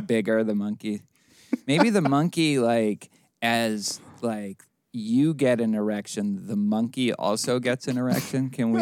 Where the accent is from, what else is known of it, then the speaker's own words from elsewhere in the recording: Boston, Massachusetts, United States; now in Houston, United States; the Boston Globe, my hometown paper